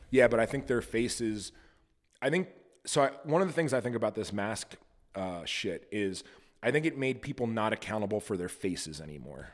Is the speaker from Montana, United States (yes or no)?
yes; Montana, United States; I'm also from Montana, and I own a goat farm